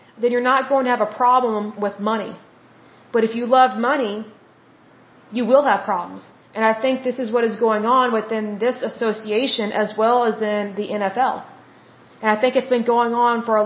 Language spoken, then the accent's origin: English; United States; I am an American and I live in America, I have American citizenship